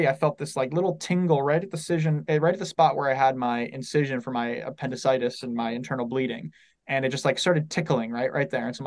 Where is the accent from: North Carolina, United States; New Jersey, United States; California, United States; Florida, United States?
California, United States; San Diego; I'm from San Diego